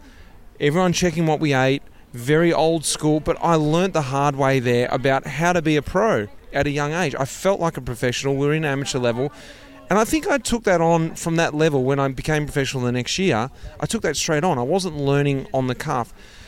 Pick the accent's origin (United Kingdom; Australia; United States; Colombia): Australia; moved away as an adult; I came from Australia. I didn't have any experience of the European world.